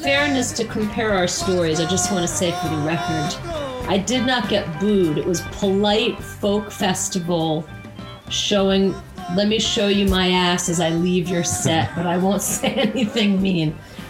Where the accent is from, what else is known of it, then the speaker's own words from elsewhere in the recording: Woodstock, New York, United States; I come from Woodstock, and I was born and raised here. And my dad was a musician named …, who was in a group called ….